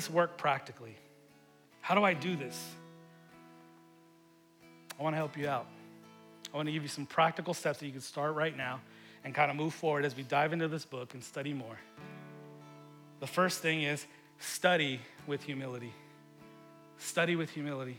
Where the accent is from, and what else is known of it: United States